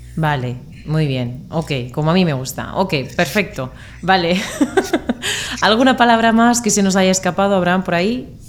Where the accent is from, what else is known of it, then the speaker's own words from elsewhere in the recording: Murcia, Region of Murcia, Spain; de España